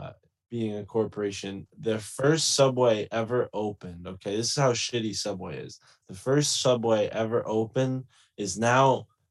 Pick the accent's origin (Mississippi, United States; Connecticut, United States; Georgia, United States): Connecticut, United States; Milford; I grew up in Connecticut, conspiracy Connecticut